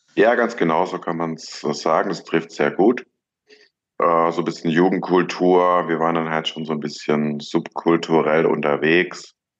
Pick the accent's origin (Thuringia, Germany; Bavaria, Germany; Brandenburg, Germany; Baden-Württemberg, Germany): Baden-Württemberg, Germany; Ludwigsburg; also born or lived in Stuttgart; Ich bin zwar in Stuttgart geboren, aber im Umland von Stuttgart aufgewachsen, in Ludwigsburg